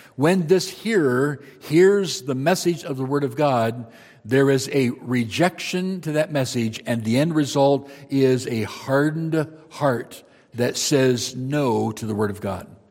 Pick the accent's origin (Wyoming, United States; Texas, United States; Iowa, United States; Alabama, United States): Iowa, United States; Marshalltown; I grew up in Iowa